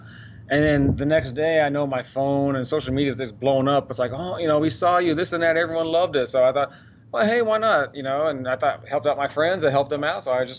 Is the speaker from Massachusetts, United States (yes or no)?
no; Dallas, Texas, United States; Grew up in Dallas.